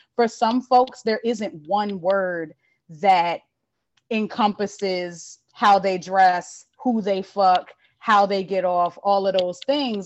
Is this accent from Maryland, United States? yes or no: yes; Baltimore, Maryland, United States; also born or lived in Philadelphia; I'm from Baltimore, um, born and raised in Baltimore